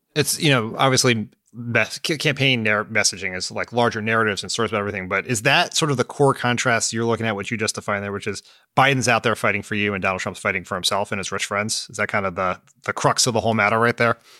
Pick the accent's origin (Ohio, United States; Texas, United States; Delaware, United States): Delaware, United States; moved away; my hometown of Delaware